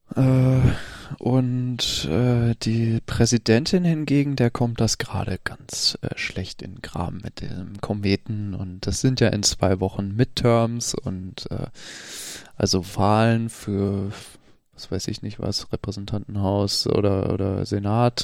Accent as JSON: {"language": "German", "country": "United States", "said": "ich bin halt Amerikaner."}